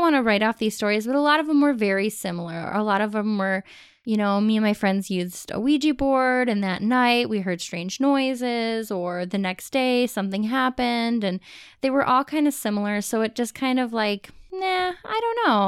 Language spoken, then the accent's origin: English; Ohio, United States; we've lived in Ohio, we grew up in Ohio